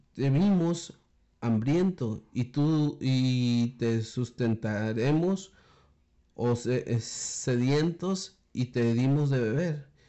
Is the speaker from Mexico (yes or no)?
yes; Mexico; nosotros como mexicanos